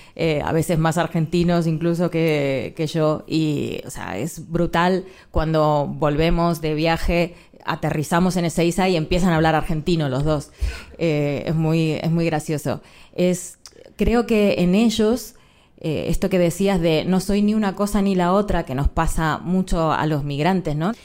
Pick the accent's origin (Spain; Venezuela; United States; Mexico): Spain; nosotras nacimos aquí